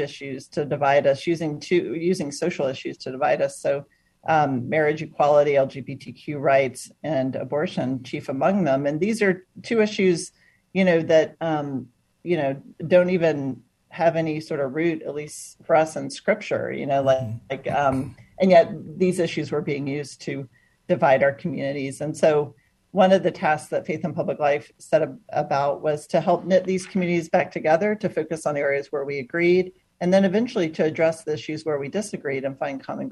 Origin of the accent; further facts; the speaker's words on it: Atlanta, Georgia, United States; I grew up in Atlanta, Georgia, coming of age in the 80s